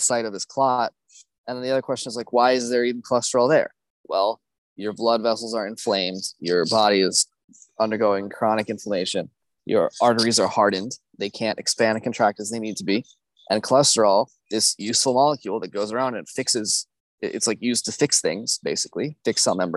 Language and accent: English; United States; as an American, you know, growing up, my mom had always cooked everything I ate